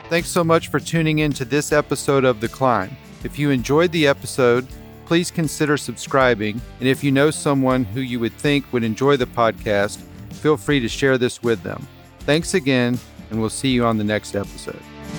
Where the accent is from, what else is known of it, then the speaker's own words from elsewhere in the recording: Dripping Springs, Texas, United States; I grew up in Dripping Springs, Texas